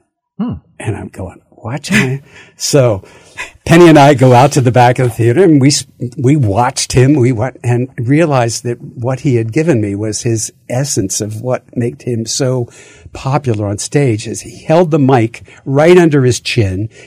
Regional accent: Philadelphia, Pennsylvania, United States; moved away; I grew up in Philadelphia, so I had a different, you know, I had that background

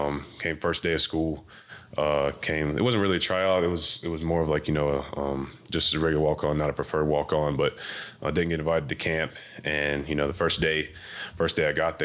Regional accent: Wilmington, North Carolina, United States; moved away as an adult; also born or lived in Charlotte, North Carolina; now in Pittsburgh, United States; I went to Eugene Ashley High School in Wilmington, North Carolina's, my hometown, where I'm from

